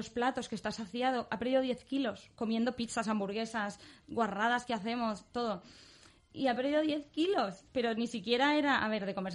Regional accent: Barcelona, Catalonia, Spain; also born or lived in London; luego estuve, he estado bastante tiempo en Londres, luego en, Barcelona, que es justo de donde vengo

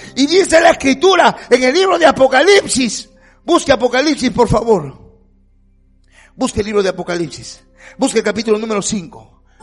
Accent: Peru; yo soy peruano

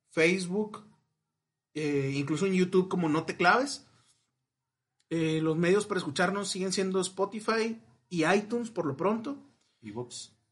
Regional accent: Monterrey, Nuevo León, Mexico; somos regios. Pues supremacía del norte.

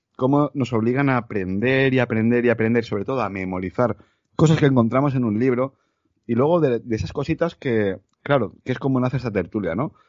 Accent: Valencia, Valencian Community, Spain; moved away as an adult; also born or lived in Tenerife / Mallorca; yo nací en Tenerife, por circunstancias de la vida me crio en Valencia

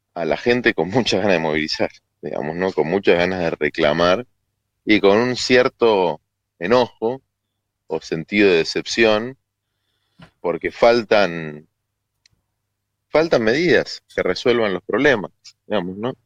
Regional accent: Buenos Aires, Argentina; yo nací en la ciudad de Buenos Aires, viví casi toda mi vida en la ciudad de Buenos Aires. Como porteño

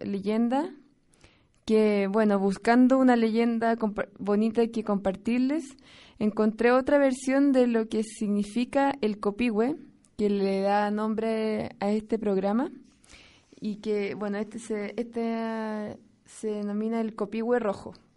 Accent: Chile; moved away as an adult; now in San Pedro y San Pablo Ayutla, Mexico; vengo de Chile, del país más al sur de nuestro continente

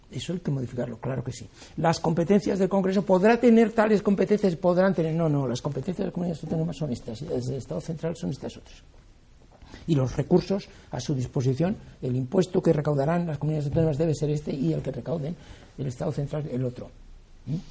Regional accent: Spain

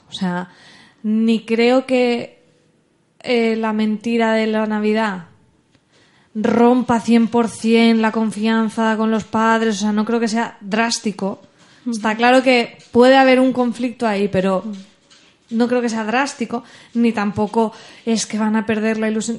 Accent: Alcoy, Valencian Community, Spain; los de Alcoy, que es de donde yo soy

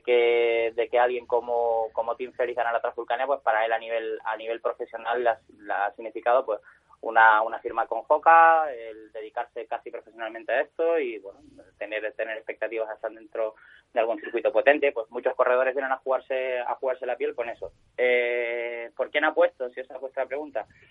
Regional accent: Spain; me siento como corredor español orgulloso y como organizador español orgulloso

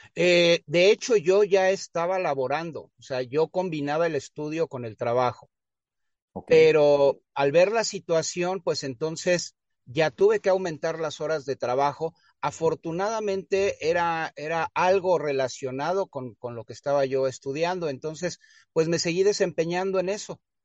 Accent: Mexico City, Mexico; moved away; yo nací en el extinto Distrito Federal, hoy Ciudad de México

